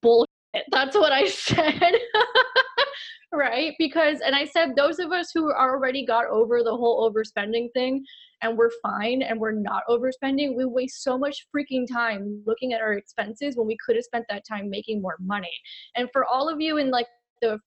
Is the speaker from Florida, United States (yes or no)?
yes; Miami, Florida, United States; I am from the 305 Miami, Florida, born and raised